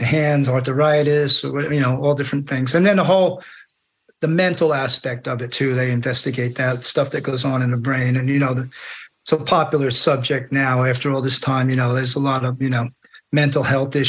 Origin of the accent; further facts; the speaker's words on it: New Jersey, United States; Jersey, I'm from Jersey